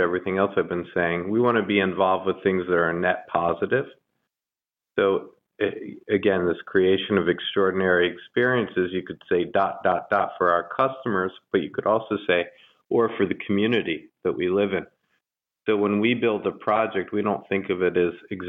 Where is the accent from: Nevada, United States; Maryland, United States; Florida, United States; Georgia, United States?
Maryland, United States; Baltimore; when I grew up in Baltimore